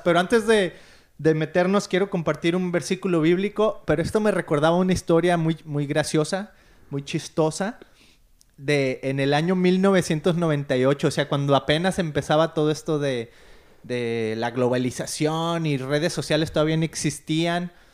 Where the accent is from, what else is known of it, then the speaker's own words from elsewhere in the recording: Mexico; moved away as an adult; now in Costa Mesa, United States; somos mexicanos viviendo en Estados Unidos